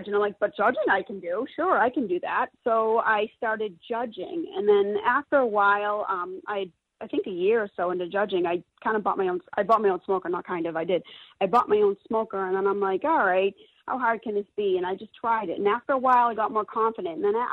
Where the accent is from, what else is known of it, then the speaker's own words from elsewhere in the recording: Boston, Massachusetts, United States; moved away; I'm originally from the Boston area, I say it like Tedisco